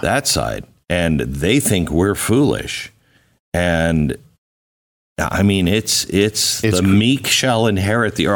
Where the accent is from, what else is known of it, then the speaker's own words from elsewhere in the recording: Seattle, Washington, United States; moved away; also born or lived in Phoenix; I grew up in Seattle